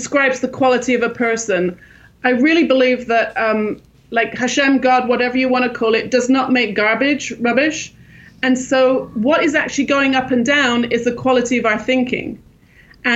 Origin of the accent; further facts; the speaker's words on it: England, United Kingdom; moved away as an adult; also born or lived in Los Angeles, California, United States; now in Jerusalem, Israel; I grew up in England, and I started working in the theater in London